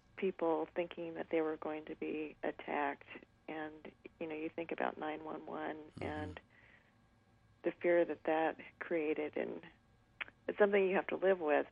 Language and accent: English; Nampa, Idaho, United States; growing up in Nampa, Idaho